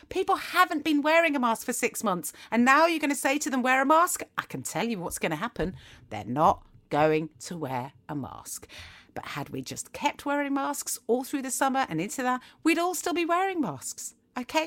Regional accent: England, United Kingdom; as English people

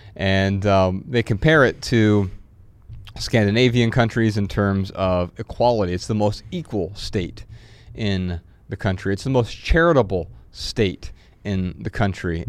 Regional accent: Dayton, Ohio, United States; Dayton Business Journal just basically gives you news, business news about my hometown

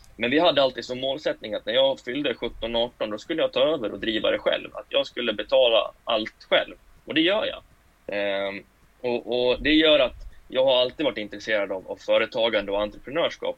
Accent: Falun, Dalarna County, Sweden; Jag är född och uppvuxen i Falun

